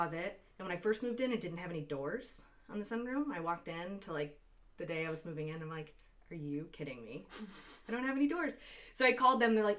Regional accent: Tampa, Florida, United States; moved away as an adult; also born or lived in Tallahassee, Florida / Rochester; now in Washington, D.C. area, United States; I grew up outside of Tampa, moved to Tallahassee for college

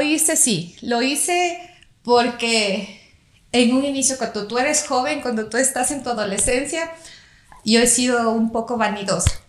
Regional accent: Loja, Ecuador; soy de Loja

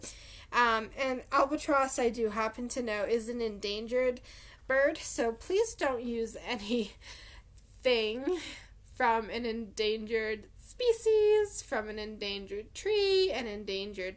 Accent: Colorado, United States; I'm from North America, Colorado specifically

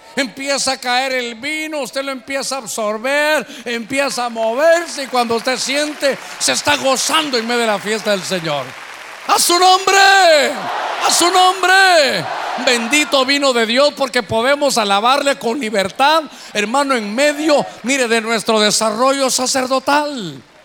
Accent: Honduras; aquí somos catrachos

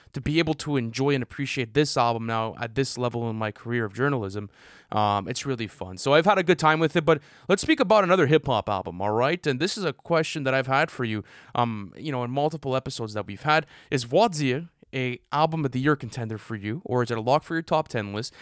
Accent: Canada; as Canadian boys

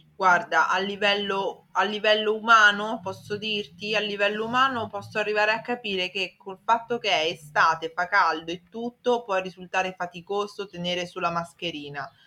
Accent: Italy; so italiano, cioè i piatti li conosco

